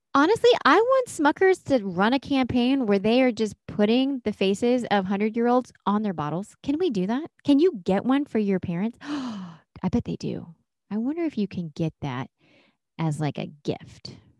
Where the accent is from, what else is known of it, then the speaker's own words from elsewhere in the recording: Durham, North Carolina, United States; I grew up in Durham.